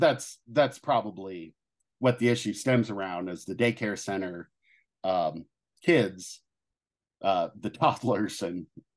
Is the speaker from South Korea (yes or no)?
no; Ohio, United States; accent: southern; I'm from Ohio, but for some reason I have kind of a southern accent.